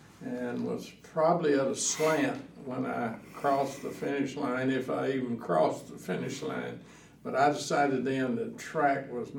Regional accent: Jasper, Texas, United States; I was born in 1938, so, you know, as a young whippersnapper, playing around in the sand lots of Jasper, Texas.

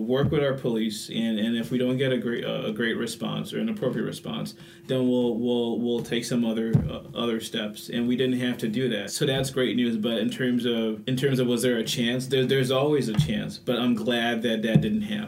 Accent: Nigeria; now in La Crosse, United States; an American Muslim, you know, from Nigeria

